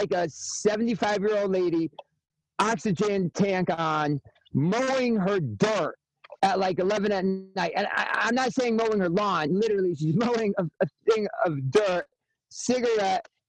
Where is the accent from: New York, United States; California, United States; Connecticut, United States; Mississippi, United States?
Connecticut, United States; I'm from Connecticut.